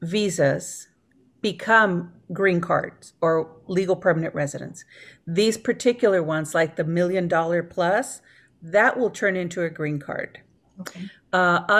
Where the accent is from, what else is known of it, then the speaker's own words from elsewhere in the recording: Mercedes, Texas, United States; also born or lived in Washington, D.C., United States; I grew up in the Valley, down by Mercedes and Harlingen, and so that's really my area. I went to school there.